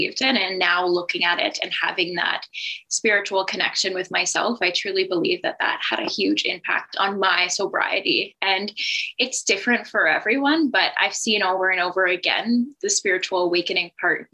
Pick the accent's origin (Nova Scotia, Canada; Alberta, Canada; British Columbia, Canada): Nova Scotia, Canada; Halifax; moved away as an adult; now in Manitoba, Canada; So I am from Halifax, Nova Scotia. I moved to Manitoba about 4 years ago